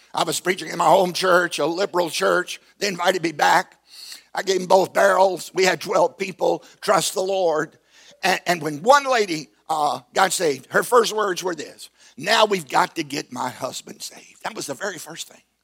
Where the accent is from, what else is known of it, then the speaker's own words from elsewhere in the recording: Southside, Virginia, United States; I grew up in Southside, Virginia, on a tobacco farm